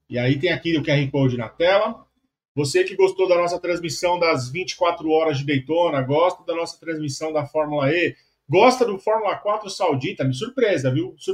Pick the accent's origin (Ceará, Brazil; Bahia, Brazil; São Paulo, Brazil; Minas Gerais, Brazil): São Paulo, Brazil; Minha quebrada. Minha goma. Não moro mais lá, mas cresci no Tucuruvi.